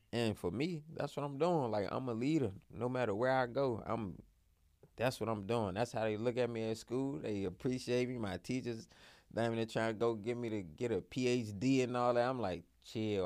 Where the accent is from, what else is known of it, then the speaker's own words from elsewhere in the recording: Washington, District of Columbia, United States; I'm from Southeast.